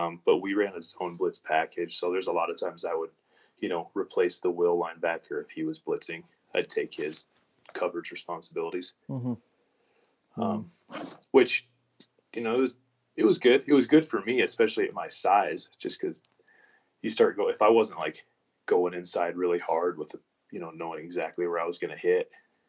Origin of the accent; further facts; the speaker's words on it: Colorado, United States; moved away as an adult; also born or lived in Wyoming; now in Casper, United States; I am from Colorado